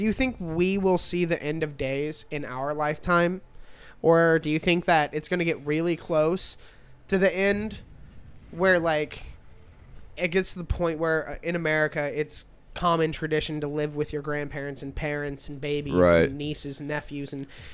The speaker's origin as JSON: {"language": "English", "town": "Chandler", "region": "Arizona", "country": "United States", "tie": "born or raised there", "also_born_or_lived": "Peoria, Arizona / Glendale, Arizona", "said": "I was born out in, like, Peoria, grew up in Glendale till I was about 8. And before third grade, we moved over to the east side"}